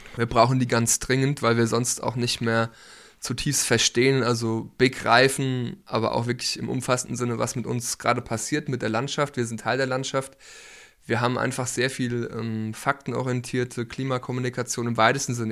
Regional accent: Nieder-Ramstadt, Hesse, Germany; moved away as an adult; Ich bin ja hier aufgewachsen in der Rammstadt

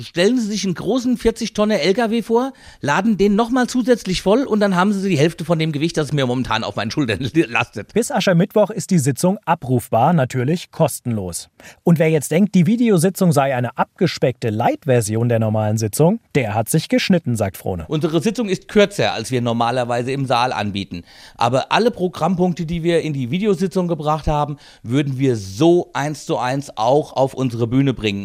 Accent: Central Hesse, Germany; Der Karneval bei uns in Mittelhessen

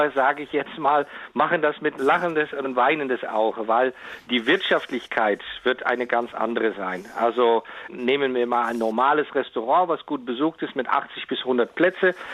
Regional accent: Netherlands; German is a second language; also das darf ich jetzt mal so als Holländer sagen

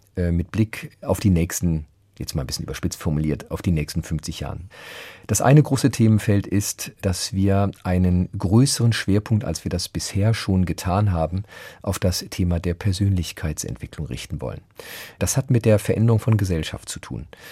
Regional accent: Frankfurt am Main, Hesse, Germany; moved away as an adult; also born or lived in Berlin; das ist meine Heimat

